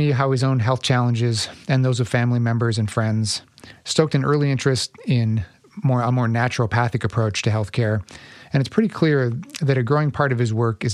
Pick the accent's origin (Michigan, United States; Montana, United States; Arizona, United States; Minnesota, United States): Minnesota, United States; Minneapolis; moved away as an adult; also born or lived in New York; I was in New York for 13 years, grew up in Minneapolis